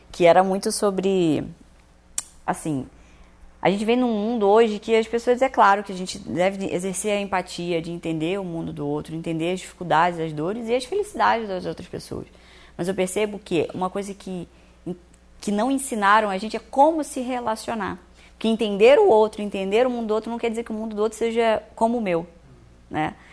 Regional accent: Rio de Janeiro, Brazil; also born or lived in Minas Gerais; Eu sou do Rio de Janeiro, mas eu morava em Minas nessa época.

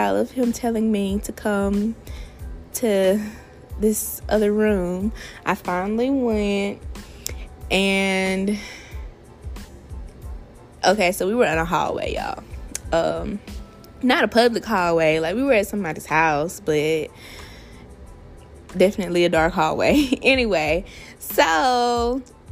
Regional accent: Alabama, United States; I'm from Alabama.

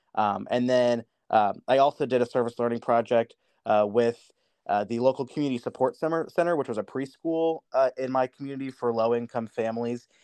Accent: Mexico, Missouri, United States; I grew up in Mexico, Missouri

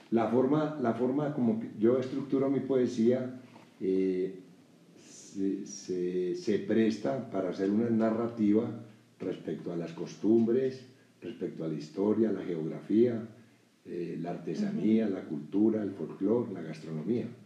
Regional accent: Sonsón, Antioquia, Colombia; now in Mexico; y yo nací en Colombia.

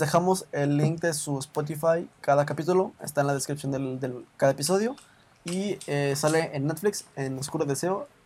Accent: Mexico; aquí en México

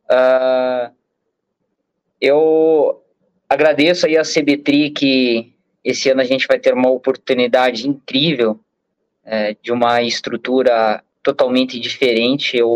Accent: Curitiba, Paraná, Brazil; Para quem não sabe, eu sou de Curitiba.

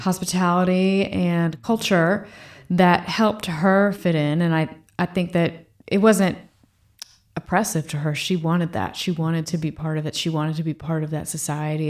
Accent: Fredericksburg, Virginia, United States; moved away as an adult; also born or lived in Boston; my parents moved back to Virginia. where they made their home and where I grew up in the same room in the same house till I went to college

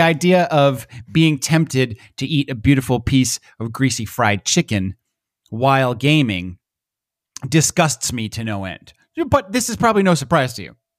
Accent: United States; accent: American; My American accent

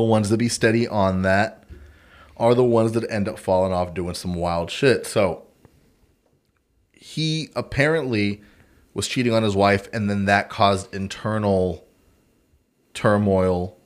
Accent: Texas, United States; I'm American, Texan.

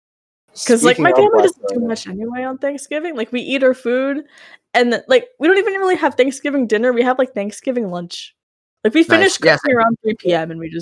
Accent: United States; we're from the United

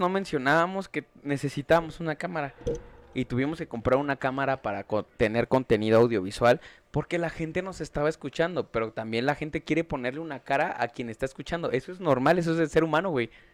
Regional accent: Mexico City, Mexico; soy de Iztapalapa, nací en Iztapalapa, crecí en Iztapalapa.

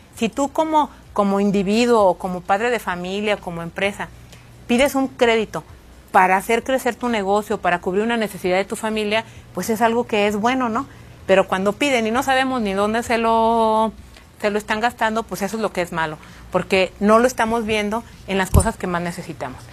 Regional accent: Guanajuato, Mexico

